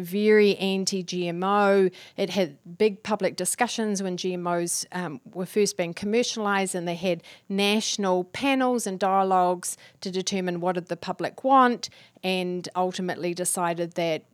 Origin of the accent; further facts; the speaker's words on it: New Zealand; I'm from New Zealand.